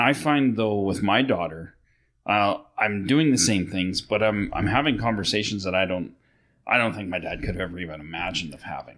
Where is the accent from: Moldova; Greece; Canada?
Canada; Sylvan Lake, Alberta; I grew up in Sylvan Lake, so we'd go to Red Deer, which is 20 minutes away